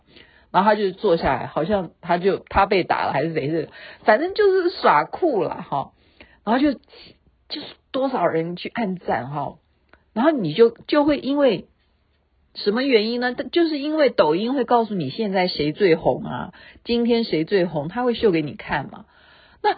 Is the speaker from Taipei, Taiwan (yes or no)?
no; Taoyuan, Taiwan; 我是台湾的，台湾桃园的，台湾话要这样说，爸爸叫做爸爸